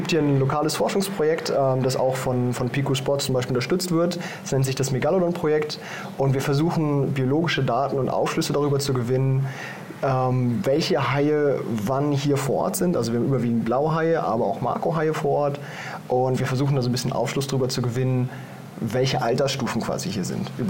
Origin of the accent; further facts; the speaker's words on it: Germany; Wie du schon sagst, ich komme aus Deutschland.